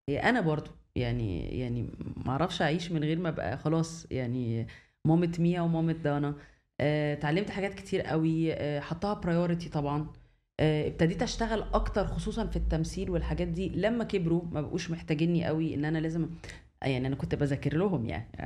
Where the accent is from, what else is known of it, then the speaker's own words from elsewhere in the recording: Alexandria, Alexandria Governorate, Egypt; now in Cairo, Egypt; اتولدت في اسكندريه ودخلت مدرسه الماني في اسكندريه ودخلت الجامعه في اسكندريه يعني حياتي كلها كانت في اسكندريه